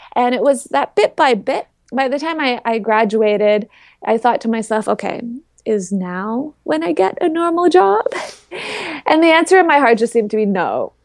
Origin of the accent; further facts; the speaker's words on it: Toronto, Ontario, Canada; I'm from the Toronto area in Canada